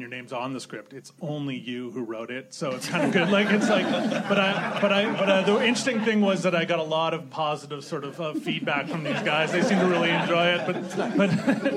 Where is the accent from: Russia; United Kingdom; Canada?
Canada; moved away as an adult; also born or lived in Regina, Saskatchewan / New York; I'm Canadian